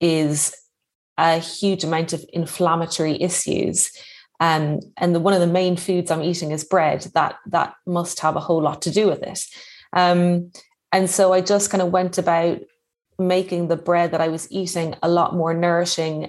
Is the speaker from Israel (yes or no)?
no; Ireland; moved away as an adult; also born or lived in London / East Sussex; now in Westport, Ireland; as an Irish person, there is like a huge bread culture here